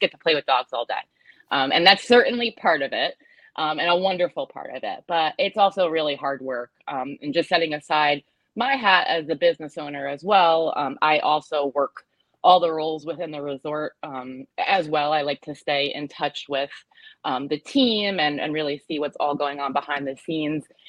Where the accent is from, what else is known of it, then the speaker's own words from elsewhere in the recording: United States; moved away as an adult; also born or lived in New Jersey; my husband and I were were born and raised in the New York metro area